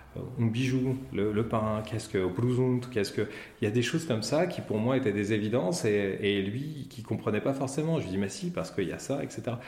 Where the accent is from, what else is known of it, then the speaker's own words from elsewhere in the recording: Pontoise, Île-de-France, France; je suis né euh, le 7 juillet 1975 à Pontoise, qui est dans le 95